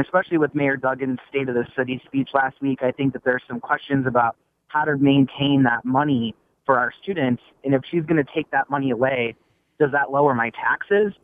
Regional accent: Grand Rapids, Michigan, United States; now in Ferndale, United States; I'm from Grand Rapids originally

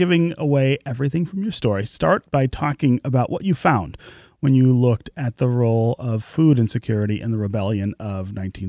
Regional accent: Detroit, Michigan, United States; born there; a project that I started in the neighborhood where I was born near Livernois and Grand River in the home that my family lived in when I was born.

